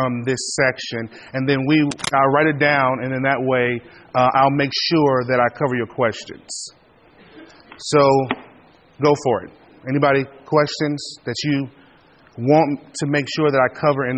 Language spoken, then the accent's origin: English; Kansas City, Missouri, United States; moved away as an adult; also born or lived in Springfield, Missouri; now in Cincinnati, United States; I am originally from Kansas City, Missouri